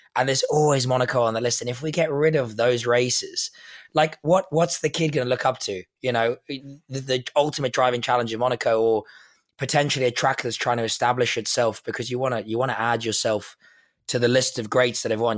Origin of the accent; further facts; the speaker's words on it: South Africa; I'm South African